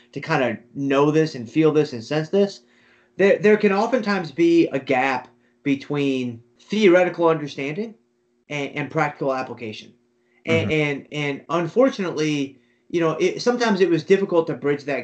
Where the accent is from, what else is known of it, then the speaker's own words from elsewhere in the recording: Detroit, Michigan, United States; I grew up in Detroit, you know, a very Midwestern